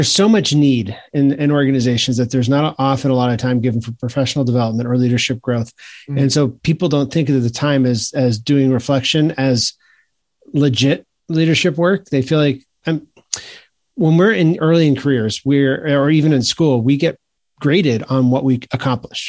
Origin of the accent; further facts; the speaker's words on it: Maine, United States; now in South Carolina, United States; I grew up in Maine, so there's a lot of hockey there.